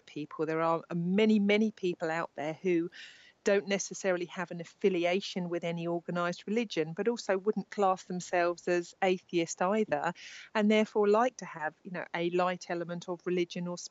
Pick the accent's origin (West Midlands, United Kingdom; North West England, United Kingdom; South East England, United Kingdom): South East England, United Kingdom; Worthing; I live in Worthing in West Sussex. I live down here. This is my hometown where I'm born and bred